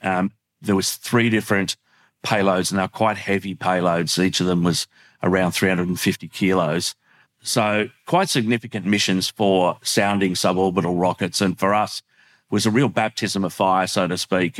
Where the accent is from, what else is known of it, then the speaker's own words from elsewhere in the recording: Australia; an Australian who works in the sector